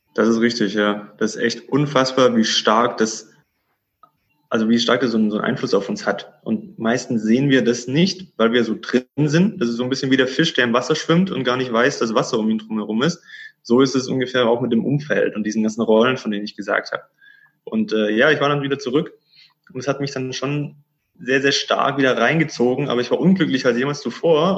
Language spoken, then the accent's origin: German; Stuttgart, Baden-Württemberg, Germany; moved away as an adult; now in Cyprus; ich bin gebürtiger Stuttgarter, gebürtiger Schwabe und habe da meinen, ja, den größten Teil meines Lebens verbracht, 30 Jahre